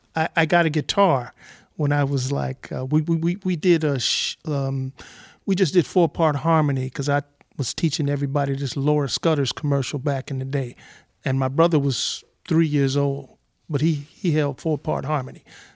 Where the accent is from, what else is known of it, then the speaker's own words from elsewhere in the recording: South Bend, Indiana, United States; born there; I was born in South Bend, Indiana.